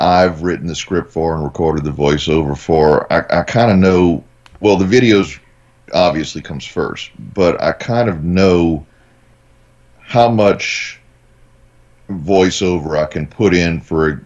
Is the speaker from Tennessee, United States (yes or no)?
no; New Orleans, Louisiana, United States; I'm from New Orleans